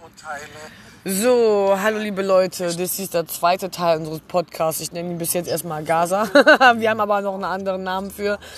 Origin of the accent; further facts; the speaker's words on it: Germany; in Deutschland, dem Land, wo ich geboren bin